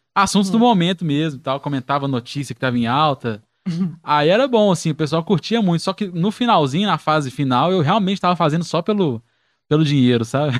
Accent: Belo Horizonte, Minas Gerais, Brazil; eu sou do Teixeira Dias, né? Moro no Teixeira Dias, no Barreiro

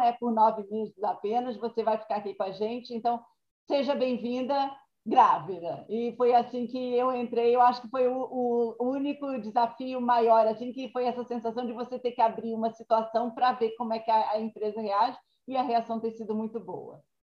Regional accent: Brazil; accent: Brazilian; moved away as an adult; now in United States; como brasileira

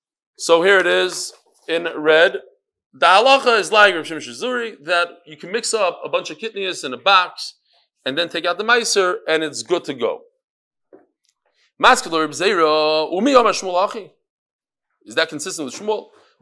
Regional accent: Kyiv, Ukraine; born there; Just to give some background, I was born in Kiev, Ukraine

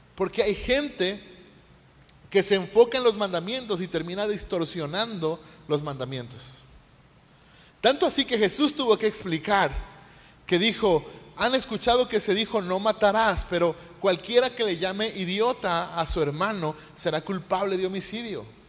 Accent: Mexico; como mexicanos

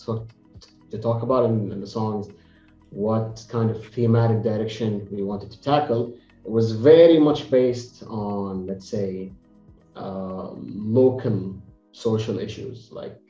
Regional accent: Jeddah, Makkah Province, Saudi Arabia; we're both from Jeddah

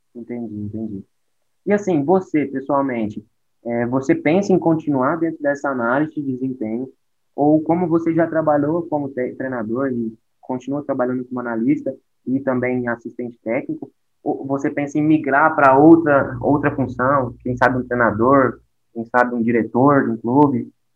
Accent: Uberlândia, Minas Gerais, Brazil; Eu sou daqui de Uberlândia.

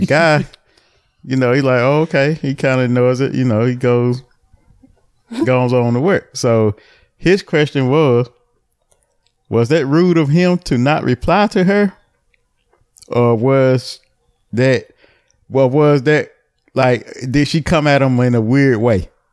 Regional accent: the town next to Albemarle, North Carolina, United States; my hometown. Well, not my hometown, the next town over, Albemarle

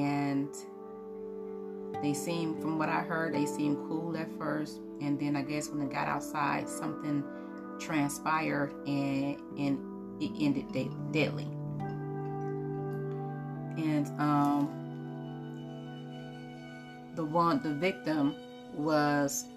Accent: Highland Park, Michigan, United States; I am from Detroit, Michigan, or Highland Park, Michigan

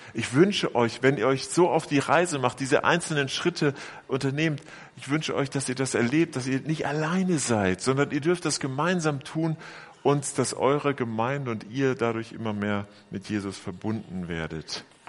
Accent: Bielefeld, North Rhine-Westphalia, Germany; moved away; in meiner Heimatgemeinde in Bielefeld

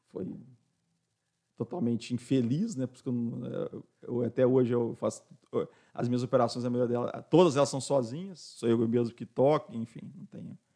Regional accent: São Paulo, Brazil; born there; also born or lived in Rio de Janeiro / Foz do Iguaçu / Londrina / Tanzania; Então eu nasci em São Paulo, aí de São Paulo, e tudo ligado às obras do Brasil, né? De São Paulo fomos para a obra do Galeão, né, do governador.

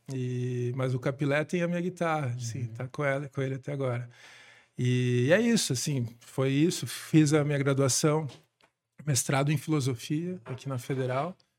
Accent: Curitiba, Paraná, Brazil; Eu nasci aqui em Curitiba, em 79

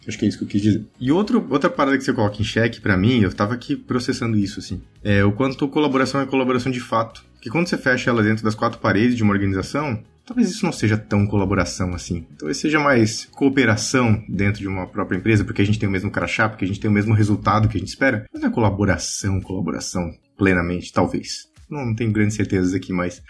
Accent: Santa Catarina, Brazil; also born or lived in Blumenau, Santa Catarina; sou catarinense, moro aqui em Blumenau, em Santa Catarina.

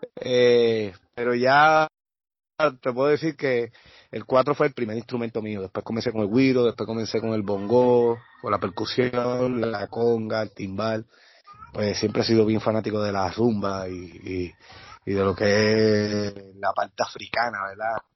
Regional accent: Naranjito, Puerto Rico; de mi pueblo naranjito

